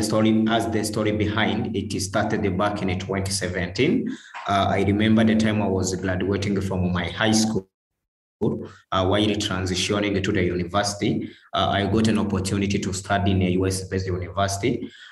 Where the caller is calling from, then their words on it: Kigali, Rwanda; I'm the founder of Umurava Work, and I'm speaking from Kigali, Rwanda.